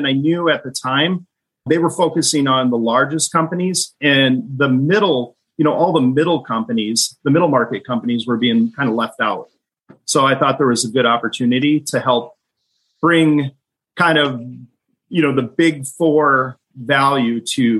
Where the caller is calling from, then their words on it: Fargo, North Dakota, United States; Fargo, North Dakota is always beautiful this time of January.